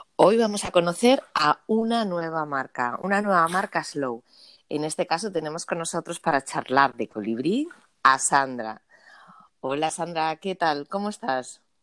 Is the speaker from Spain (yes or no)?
yes; Asturias, Spain